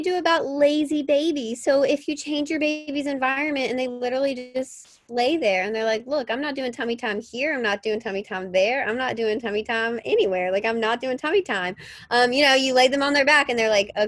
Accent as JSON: {"language": "English", "region": "Mississippi", "country": "United States", "tie": "born or raised there", "said": "I grew up in Mississippi and on a farm, and I was always barefoot."}